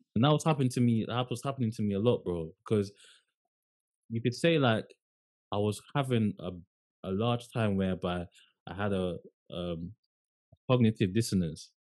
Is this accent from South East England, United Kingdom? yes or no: no; London, United Kingdom; I was from London.